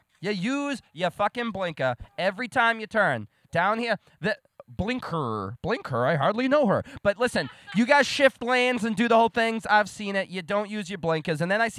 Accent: Boston, Massachusetts, United States; I'm from Boston.

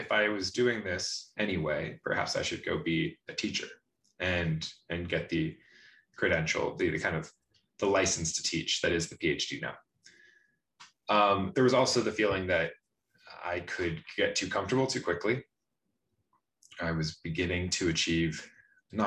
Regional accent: Washington, United States; moved away as an adult; also born or lived in Michigan; I'm from Washington State

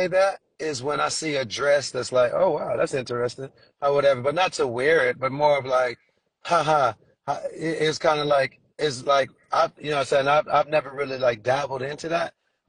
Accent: Trinidad & Tobago; born there; I was born in Trinidad. Let me take it back to my roots.

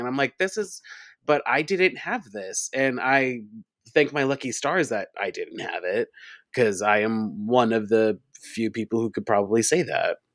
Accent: Long Island, New York, United States; now in New York City, United States; I grew up on Long Island.

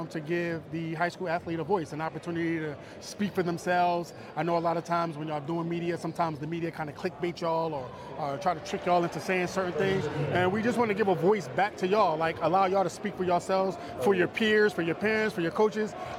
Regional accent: Philadelphia, Pennsylvania, United States; I'm from Philadelphia

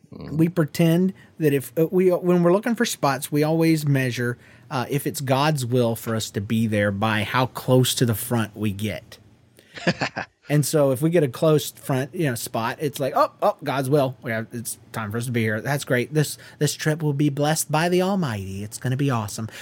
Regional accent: Georgia, United States; I'm from Georgia

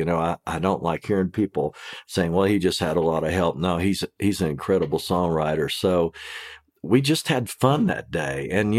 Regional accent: Kentucky, United States; And I'm from Kentucky.

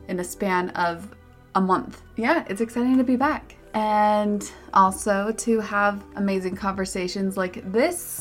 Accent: Park City, Utah, United States; my hometown, Park City, Utah

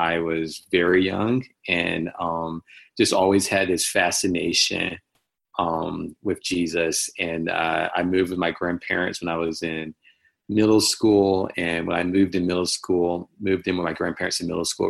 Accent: Washington, North Carolina, United States; born and raised in Eastern North Carolina, a small town called Washington, North Carolina

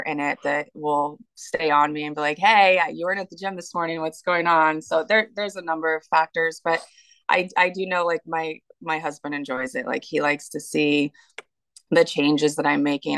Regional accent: Washington, United States; moved away as an adult; also born or lived in Tennessee / North Carolina; I grew up in Washington. I've lived here my entire

